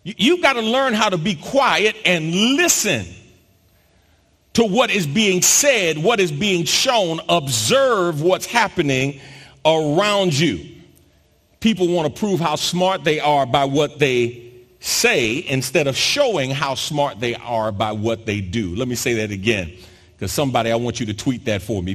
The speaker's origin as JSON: {"language": "English", "region": "New York", "country": "United States", "tie": "born or raised there", "also_born_or_lived": "South Jersey / Philadelphia", "moved": "as an adult", "lives_now": "Houston, United States"}